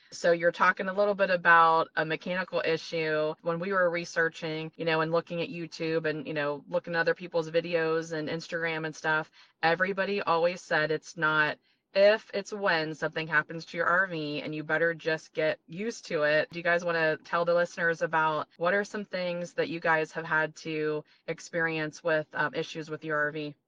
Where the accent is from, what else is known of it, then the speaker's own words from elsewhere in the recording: Ohio, United States; moved away; also born or lived in Florida; We are from Ohio and then we moved to Florida for 20 years